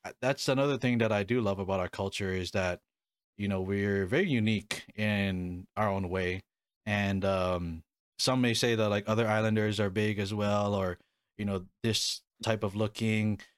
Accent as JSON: {"language": "English", "region": "Hawaii", "country": "United States", "tie": "born or raised there", "moved": "yes", "lives_now": "Arizona, United States", "said": "I was born and raised in Hawaii"}